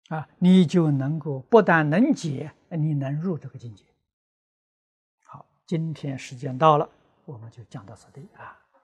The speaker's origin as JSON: {"language": "Chinese", "country": "China", "said": "我们中国人"}